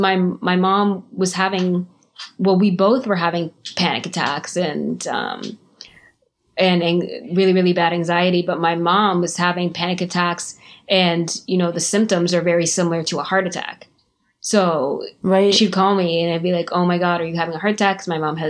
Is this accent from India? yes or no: no; Canada; also born or lived in Jamaica; now in Florida, United States; I was born in Jamaica. I moved to Canada when I was very young